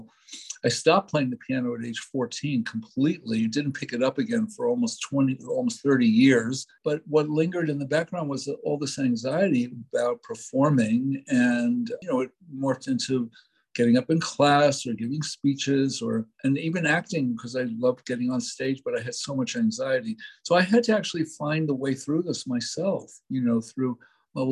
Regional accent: New York City, New York, United States; I was brought up in New York City

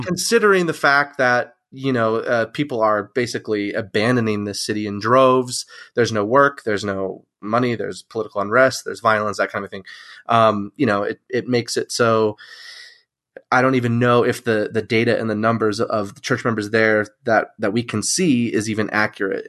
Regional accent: Mesa, Arizona, United States; I'm from Mesa, Arizona

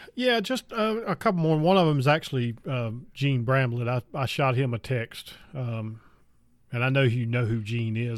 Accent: North Carolina, United States; I was born and raised in North Carolina

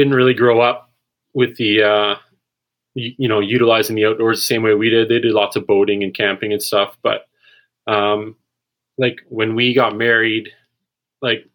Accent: Maple Ridge, British Columbia, Canada; Grew up in Maple Ridge and kind of lived all over the province over the past 10 years

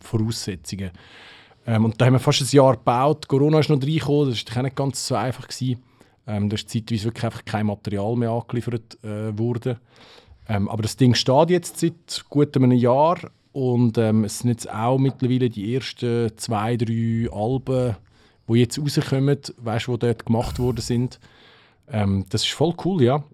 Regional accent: Switzerland; bei uns in der Schweiz

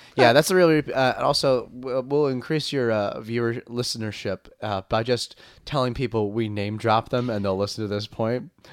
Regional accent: Long Island, New York, United States; I'm from Long Island

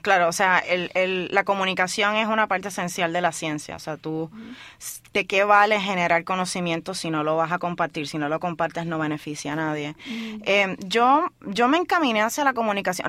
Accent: Puerto Rico; moved away as an adult; cuando yo me fui de Puerto Rico

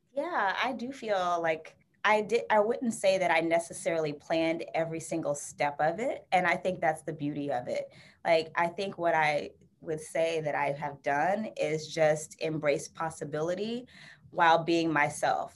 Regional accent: Florida, United States; now in Bay Area, United States; I'm from Florida originally

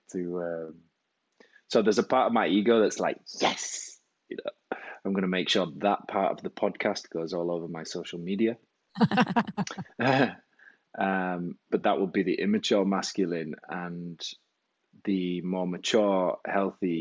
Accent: England, United Kingdom; moved away as an adult; now in Switzerland; I'm originally from England, hence the accent, but I've been living in Switzerland for the last 12 years

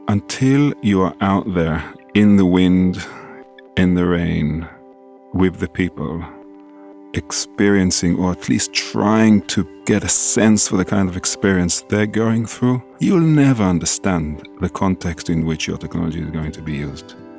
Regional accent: Israel; moved away as an adult; also born or lived in London, United Kingdom / Singapore; I grew up in Israel

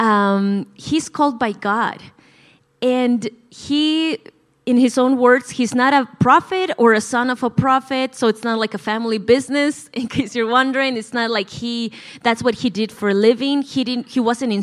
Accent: La Paz, Bolivia; English is a second language; moved away as an adult; now in United States; I was born and raised in La Paz, Bolivia. So if I ever say something that's sounds weird or I have an accent, that's the reason why

